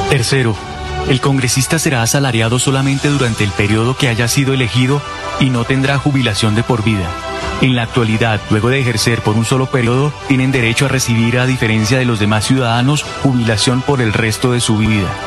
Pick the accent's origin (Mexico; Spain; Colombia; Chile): Colombia; tenemos que unirnos porque todos somos colombianos.